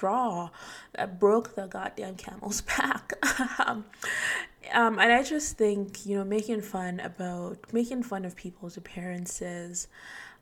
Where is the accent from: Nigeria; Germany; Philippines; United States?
Nigeria; moved away; I'm Nigerian, so even back home in Nigeria